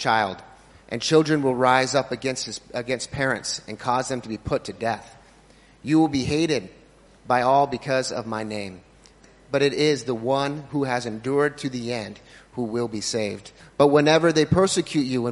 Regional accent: United States; moved away as an adult; also born or lived in Cambodia; now in Phnom Penh, Cambodia; I'm from America originally, but I'm serving as a missionary in Cambodia.

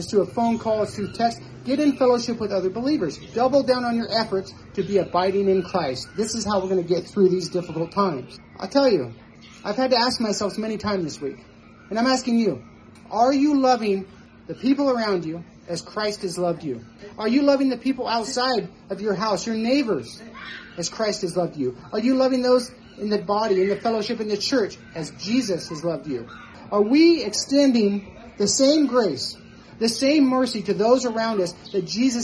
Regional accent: Nevada, United States; moved away; I'm from Nevada

